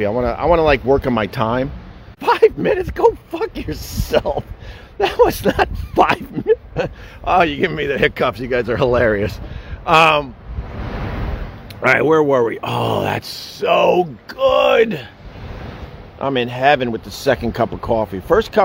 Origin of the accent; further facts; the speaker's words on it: Centerport, New York, United States; also born or lived in Queens, New York / Huntington, Long Island; I was raised in Centerport. And we lived most of my upbringing close to Oyster Bay, Long Island